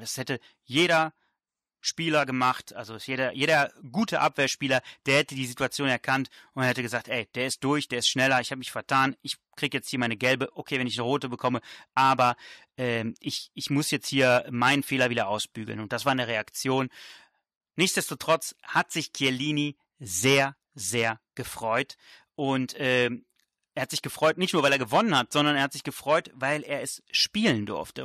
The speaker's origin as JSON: {"language": "German", "country": "Germany", "tie": "born or raised there", "also_born_or_lived": "Italy (ancestry)", "said": "wenn man äh, als Italiener in Deutschland äh, aufwächst"}